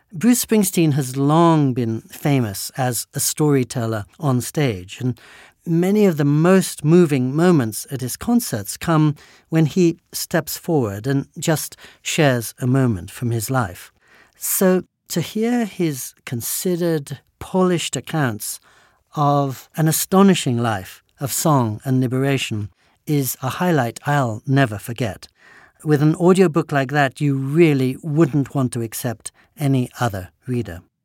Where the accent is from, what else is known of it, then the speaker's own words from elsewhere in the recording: England, United Kingdom; I was born and raised in England